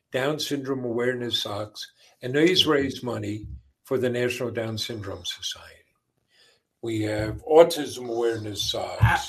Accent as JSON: {"language": "English", "area": "Long Island", "region": "New York", "country": "United States", "tie": "born or raised there", "also_born_or_lived": "Queens, New York", "said": "I grew up in uh, a devout Catholic family on Long Island. I was born in Queens, New York, but uh, when I was a year old, they moved out to Long Island"}